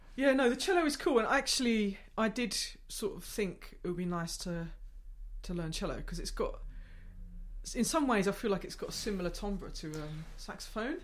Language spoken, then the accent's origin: English; Gravesend, South East England, United Kingdom; I grew up in Gravesend, so it's like twenty miles